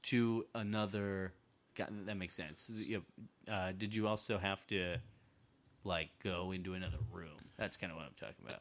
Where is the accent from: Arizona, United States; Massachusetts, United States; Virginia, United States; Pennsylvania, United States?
Massachusetts, United States; I grew up in Massachusetts